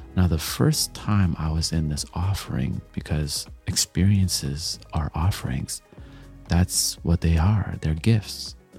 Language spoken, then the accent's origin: English; Canada; also born or lived in Jamaica; I'm Jamaican, I'm Canadian, I, I grew up on dancehall and reggae